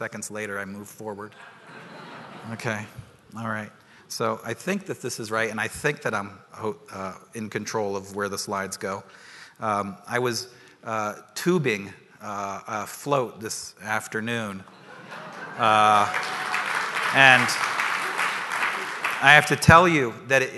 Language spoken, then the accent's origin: English; Washington, United States; moved back to Washington, which is my hometown